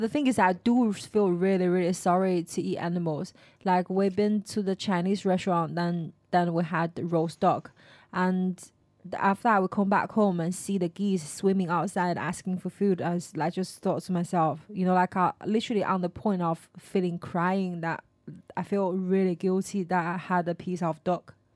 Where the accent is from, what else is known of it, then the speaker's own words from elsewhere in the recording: Stratford-upon-Avon, West Midlands, United Kingdom; I was from Stratford upon Avon, right? I think everybody speak quite nicely there.